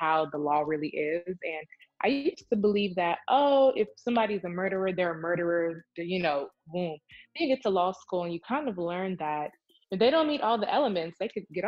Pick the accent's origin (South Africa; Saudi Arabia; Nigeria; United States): Nigeria; I'm Nigerian, but you know, I'm a brown Black minority